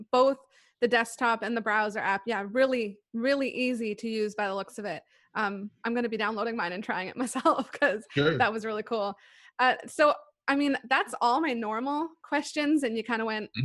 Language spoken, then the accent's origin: English; Toronto, Ontario, Canada; I'm from Toronto too